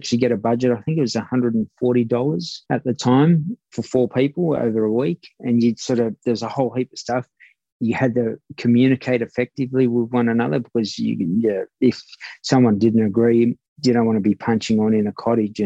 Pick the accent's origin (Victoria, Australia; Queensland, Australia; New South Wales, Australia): New South Wales, Australia; Sydney; I was tough coming from Redfern